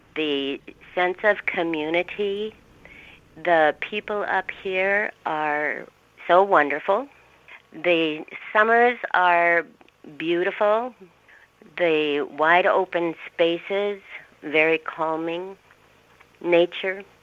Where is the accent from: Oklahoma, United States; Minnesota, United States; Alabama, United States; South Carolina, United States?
Minnesota, United States; Kennedy; moved away as an adult; also born or lived in Moorhead, Minnesota / California; now in Hallock, United States; I grew up in Kennedy, Minnesota, which is 10 miles